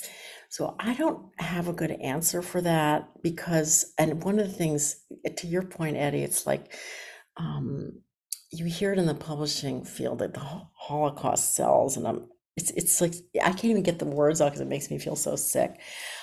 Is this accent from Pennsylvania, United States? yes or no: yes; Philadelphia, Pennsylvania, United States; my hometown of Philadelphia